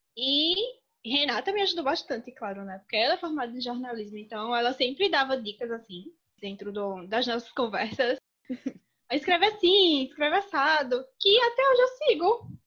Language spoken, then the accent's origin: Portuguese; Pernambuco, Brazil; accent: Pernambucan; eu sou pernambucana, acho que deu para perceber meu sotaque